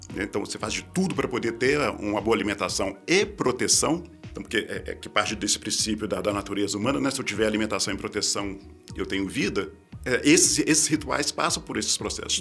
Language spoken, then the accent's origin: Portuguese; Belo Horizonte, Minas Gerais, Brazil; lá em Belo Horizonte, na né, cidade onde eu nasci